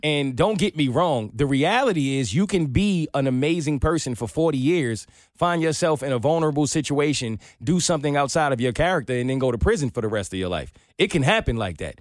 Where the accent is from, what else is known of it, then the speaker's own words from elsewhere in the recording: New York, United States; my upbringing, growing up in New York